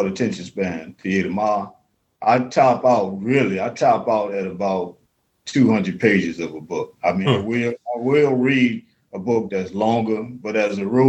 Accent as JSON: {"language": "English", "town": "New Orleans", "region": "Louisiana", "country": "United States", "said": "I'm really from New Orleans. So in Mississippi Delta, we live all over the South. So we say things a little different down there"}